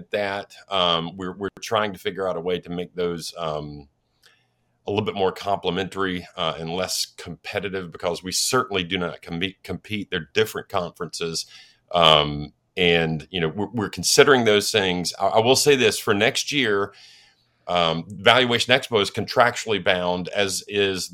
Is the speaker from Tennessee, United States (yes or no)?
yes; Nashville, Tennessee, United States; Nashville, my hometown